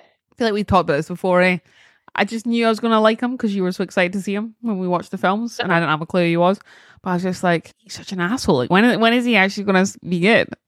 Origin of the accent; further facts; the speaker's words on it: Scotland, United Kingdom; being Scottish